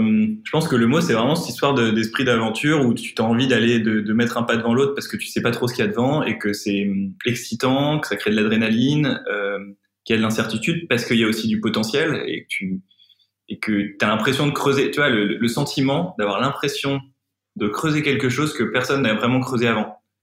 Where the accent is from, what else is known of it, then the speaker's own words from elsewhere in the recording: Pas-de-Calais, Opal Coast, near Montreuil-sur-Mer, Le Touquet, Hauts-de-France, France; moved away; also born or lived in Lille; j'ai grandi dans, dans le Pas-de-Calais, sur, sur la côte d'Opale, pas loin de Montreuil-sur-Mer, le Touquet